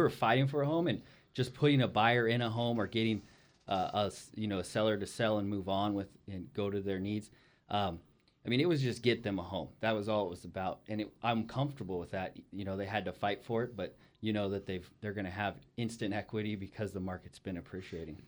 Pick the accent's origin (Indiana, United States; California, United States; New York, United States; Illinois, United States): California, United States; Ridgecrest; moved away; my hometown is Ridgecrest, California